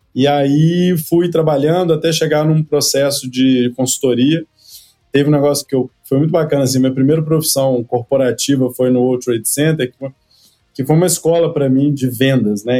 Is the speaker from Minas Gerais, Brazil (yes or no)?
yes; Cataguases, Minas Gerais, Brazil; moved away as an adult; also born or lived in Aspen, Colorado, United States; Eu sou de uma cidade, ô Leandro, que tem 70 mil habitantes, chama Cataguases, interior de Minas Gerais